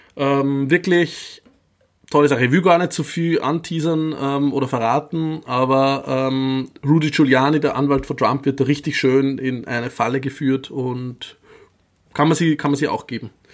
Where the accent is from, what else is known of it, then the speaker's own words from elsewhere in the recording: Upper Austria, Austria; Oberösterreich, mein Heimatbundesland